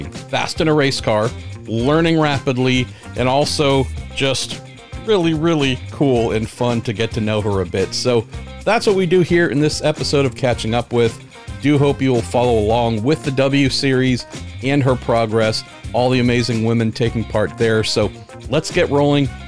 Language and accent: English; Colorado, United States; growing up in Colorado as well